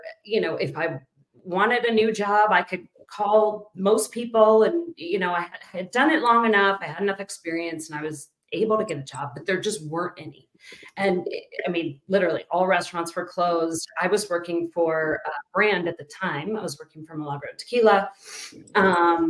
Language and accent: English; Pittsburgh, Pennsylvania, United States; moved away as an adult; now in Denver, United States; I was born and raised in Pittsburgh. And then moved out here in 2004.